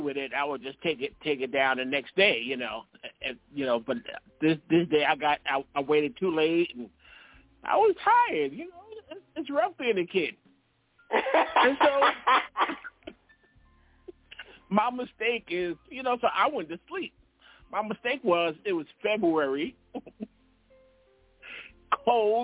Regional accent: New York City, New York, United States; we grew up in Brooklyn

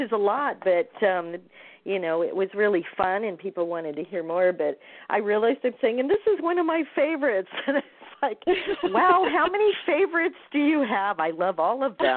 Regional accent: Midwest, United States; I'm from the Midwest

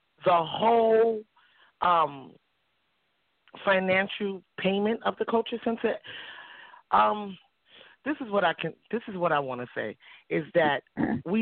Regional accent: New York City, New York, United States; now in Albany, United States; I grew up in Harlem, and I grew up in a small community called East Harlem Triangle

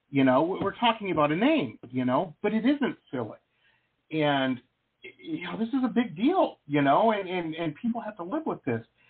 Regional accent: Detroit, Michigan, United States; I grew up in Metro Detroit.

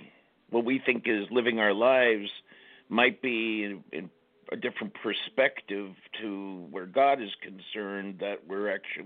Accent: Los Angeles, California, United States; I'm from Los Angeles originally.

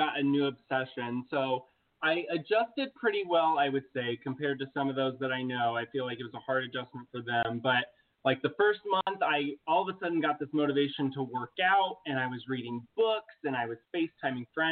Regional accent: Muncie, Indiana, United States; moved away as an adult; I came from a small town called Muncie. It's located in Indiana.

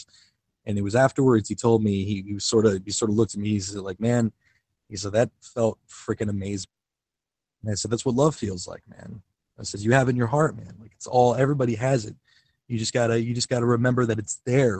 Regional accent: Kenosha, Wisconsin, United States; I'm from Kenosha, Wisconsin, which is right outside of the Illinois, Wisconsin border.

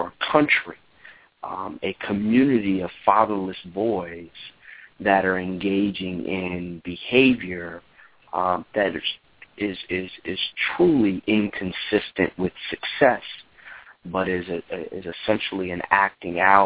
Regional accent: South Orange, New Jersey, United States; moved away; also born or lived in Newark, New Jersey / Washington, D.C.; I was born in Newark, raised in South Orange

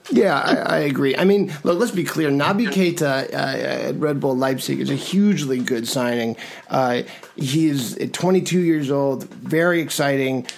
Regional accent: United States; also born or lived in Madrid, Spain / New York; i grew up in this country you know shuttling between this country and spain um, my father's from madrid

